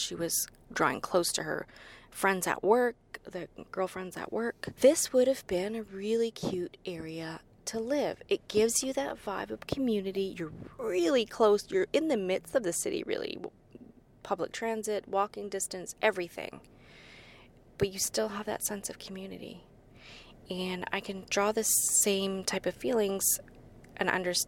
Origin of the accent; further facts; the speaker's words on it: New Brunswick, Canada; I'm also from New Brunswick.